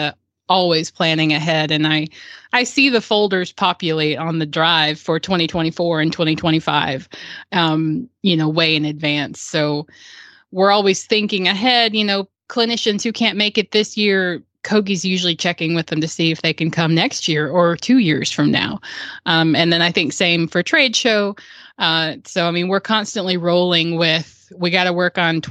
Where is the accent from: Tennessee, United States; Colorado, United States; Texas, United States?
Tennessee, United States; Murfreesboro; my hometown of Murfreesboro